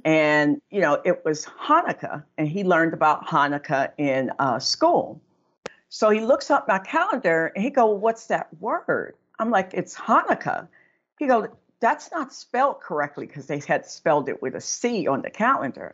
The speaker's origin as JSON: {"language": "English", "town": "Aliquippa", "region": "Pennsylvania", "country": "United States", "said": "I'm actually from the Pittsburgh area in a little town called Aliquippa"}